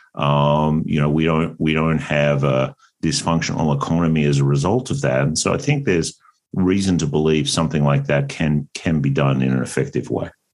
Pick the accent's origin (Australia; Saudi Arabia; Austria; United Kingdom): Australia; moved away as an adult; also born or lived in United States; I am Australian originally